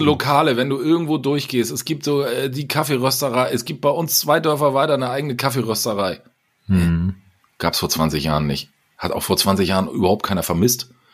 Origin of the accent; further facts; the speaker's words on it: Hamburg, Germany; moved away as an adult; now in Rommerskirchen, Germany; du bist halt gebürtiger Hamburger